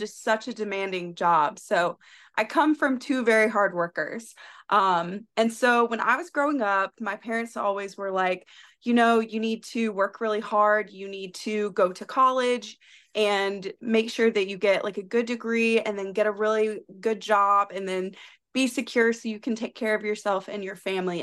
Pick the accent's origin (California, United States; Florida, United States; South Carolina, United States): South Carolina, United States; moved away; I am from South Carolina originally